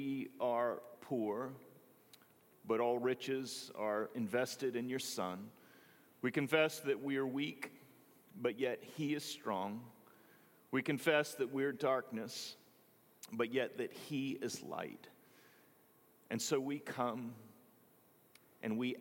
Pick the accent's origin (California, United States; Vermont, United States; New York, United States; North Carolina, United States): North Carolina, United States; Greenville; moved away; The one Presbyterian church in my hometown, it was on the corner of 14th and Elm, was just simply too much for my family. So Jarvis Memorial became our adopted church.